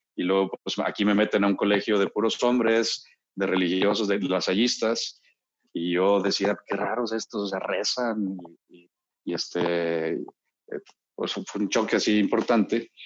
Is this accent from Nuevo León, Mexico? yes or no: yes; Monterrey, Nuevo León, Mexico; born or raised there; also born or lived in Mexico City